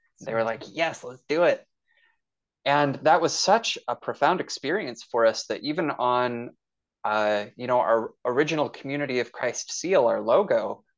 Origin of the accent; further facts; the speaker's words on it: Boise, Idaho, United States; So I was raised here in Boise, Idaho, grew up LDS.